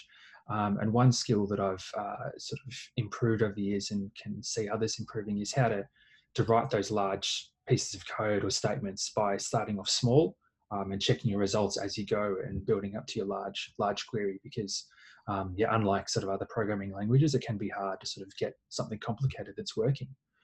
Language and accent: English; Melbourne, Victoria, Australia; I'm from Melbourne in Australia.